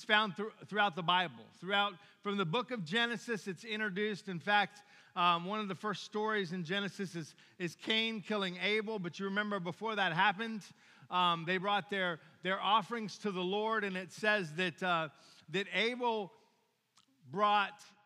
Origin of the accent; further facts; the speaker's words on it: Williamsburg, Virginia, United States; moved away; I've been to Busch Gardens a bunch of times growing up in Williamsburg, Virginia